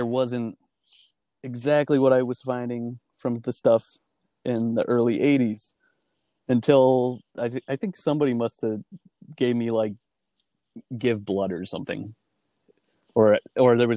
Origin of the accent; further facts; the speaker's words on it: Webster, New York, United States; growing up in Webster was like kind of a weird thing for me